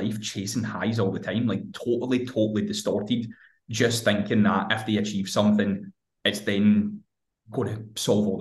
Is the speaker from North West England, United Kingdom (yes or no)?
no; Hamilton, Scotland, United Kingdom; I'm 29 years old, I'm from fucking Hamilton in Scotland